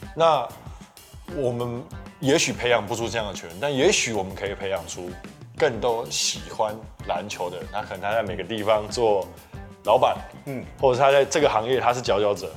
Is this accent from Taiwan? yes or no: yes; Kinmen County, Taiwan; moved away; 我本身是金门人